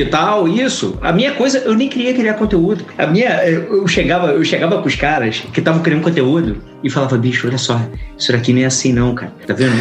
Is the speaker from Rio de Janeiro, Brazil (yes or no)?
yes; Rio de Janeiro, Brazil; Eu sou carioca, daqui do Rio de Janeiro